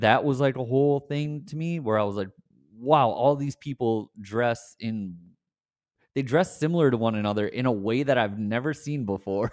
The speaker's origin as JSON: {"language": "English", "town": "Scranton", "region": "Pennsylvania", "country": "United States", "tie": "born or raised there", "said": "I grew up in Scranton"}